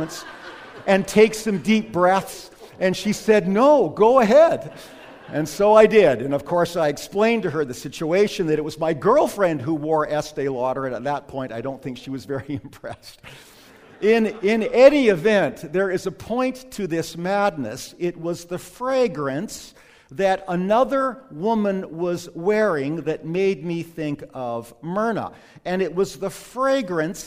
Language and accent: English; Calgary, Alberta, Canada; the house that I grew up in Lakeview in Calgary